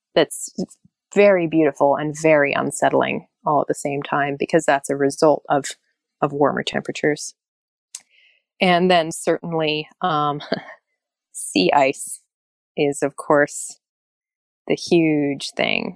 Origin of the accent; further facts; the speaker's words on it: Alaska, United States; I'm from Alaska.